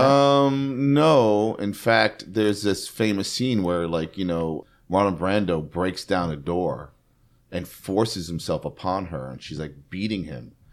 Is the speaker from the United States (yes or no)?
yes; New York City, New York, United States; growing up in New York City